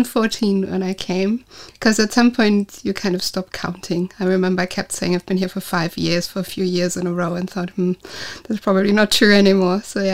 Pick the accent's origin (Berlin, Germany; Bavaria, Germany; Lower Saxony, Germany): Lower Saxony, Germany; Osnabrück; moved away as an adult; now in Odense, Denmark; I'm originally from Germany, from a town called Osnabrück. Some people know it. It's about 100 kilometers south of Bremen, so still northern Germany.